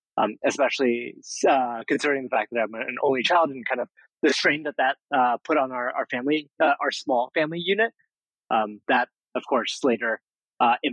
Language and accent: English; San Jose, California, United States; Only child, grew up in San Jose, suburban living